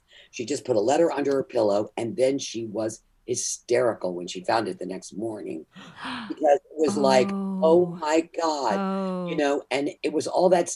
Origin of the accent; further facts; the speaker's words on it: the South, United States; I grew up in the South